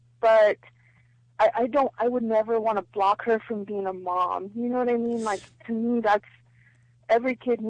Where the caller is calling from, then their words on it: San Bernardino, California, United States; I'm calling from San Bernardino.